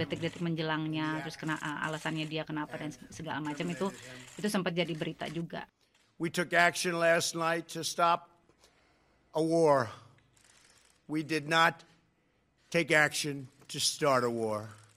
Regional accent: Indonesia; moved away as an adult; now in Washington, D.C., United States; latar belakang saya sebagai orang Indonesia

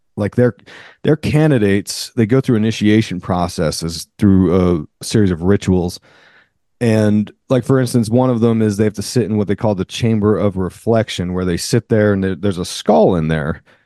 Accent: near Philadelphia, Pennsylvania, United States; I grew up near Philly

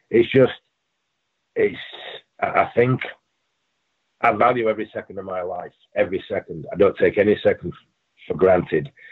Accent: England, United Kingdom; moved away; I mean, you you I came from England, not knowing anyone, and we ended up being really good friends.

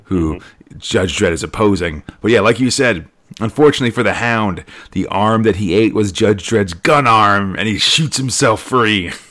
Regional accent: United States; I'm an American who was born in the year 1980

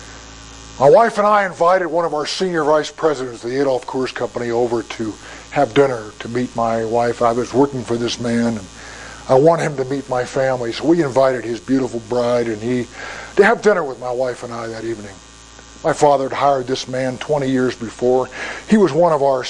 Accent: United States; I'm an American.

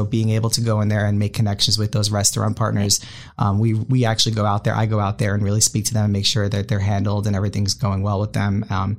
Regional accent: Long Island, New York, United States; moved away as an adult; also born or lived in Austin, Texas / Miami, Florida; now in St. Petersburg, United States; So I was born and raised in Long Island, New York.

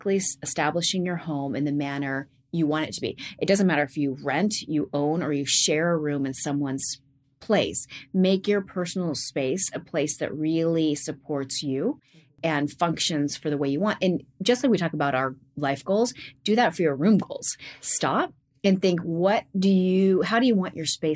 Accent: Gales Creek, Oregon, United States; Growing up in Gales Creek and in an isolated religious environment

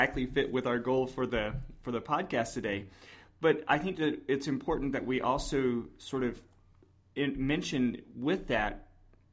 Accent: the South, United States; I grew up in the South

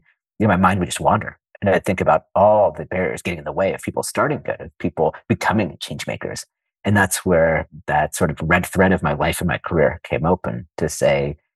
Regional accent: Silicon Valley Bay Area, California, United States; moved away as an adult; also born or lived in Washington, D.C.; I was born and raised in the Silicon Valley Bay Area.

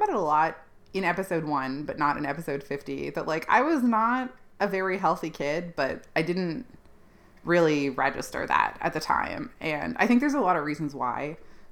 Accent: Ontario, Canada; Ontario, which is where I grew up in Canada.

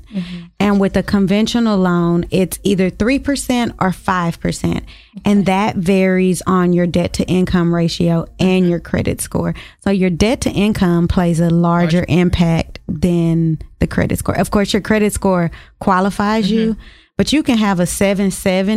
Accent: Dallas, Texas, United States; I'm from Dallas and I'm from Oak Cliff

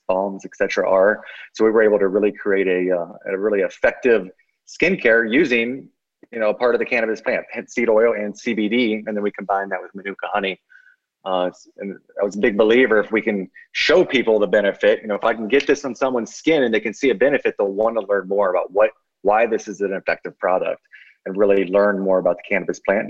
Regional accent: Mechanicsburg, Ohio, United States; my small community of Mechanicsburg, Ohio

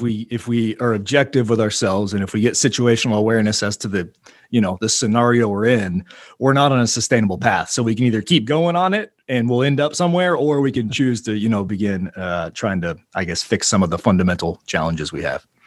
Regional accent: Oklahoma City, Oklahoma, United States; also born or lived in Tulsa, Oklahoma; moving me back to Oklahoma City, which is where I grew up, my hometown, and where I currently am

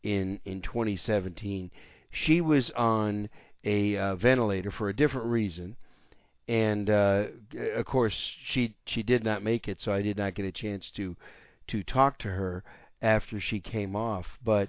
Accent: Wisconsin, United States; now in Texas, United States; I live in Texas, but I'm not from Texas. But where I grew up in Wisconsin, I actually we had a small horse farm when I was growing up

